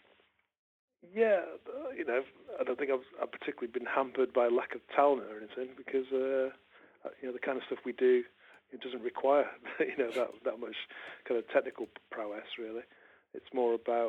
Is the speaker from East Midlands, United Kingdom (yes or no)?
no; Manchester, North West England, United Kingdom; moved away as an adult; also born or lived in Leeds; When I was growing up in Manchester